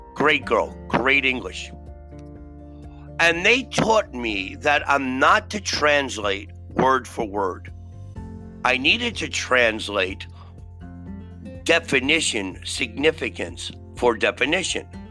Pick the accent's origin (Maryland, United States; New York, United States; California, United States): New York, United States; New York City; I was born and raised in Brooklyn